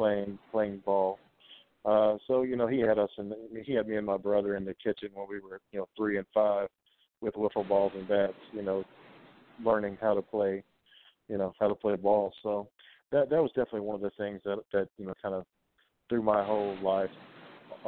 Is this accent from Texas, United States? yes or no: no; Kennett, Missouri, United States; I'm originally from Kennett, Missouri